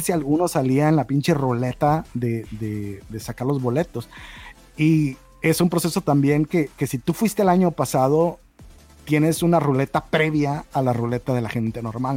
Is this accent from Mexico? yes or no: yes; Baja California, Mexico; moved away; yo soy de Baja California